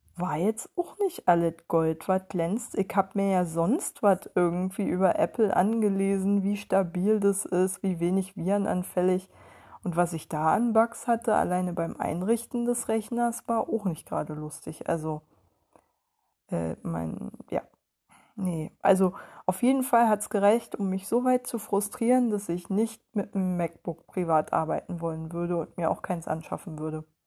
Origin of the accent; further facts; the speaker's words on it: Germany; als Deutsche